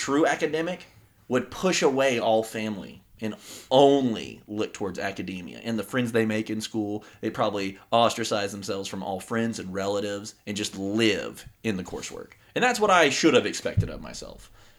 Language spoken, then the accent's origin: English; Humble, Texas, United States; born there; So I was born in a small suburb of Houston, Texas.